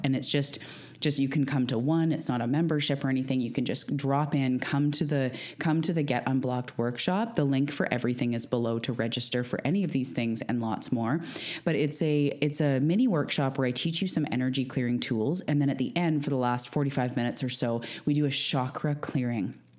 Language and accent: English; Canada; also born or lived in Vancouver Island, British Columbia; I'm a Canadian living on Vancouver Island